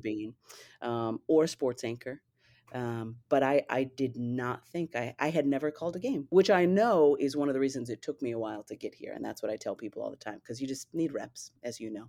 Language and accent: English; Fresno, California, United States; moved away as an adult; also born or lived in Berkeley, California / Oakland, California; now in Philadelphia, United States; I was born and raised in the Central Valley of California, Fresno, Clovis